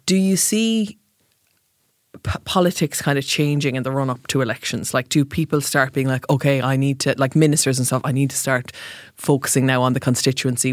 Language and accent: English; Mallow, Munster, Ireland; moved away; I'm from Mallow.